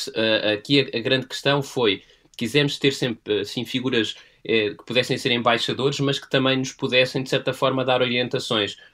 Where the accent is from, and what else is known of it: Portugal